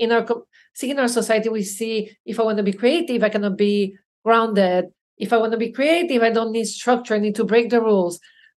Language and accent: English; Belgium; You know, I'm from Belgium.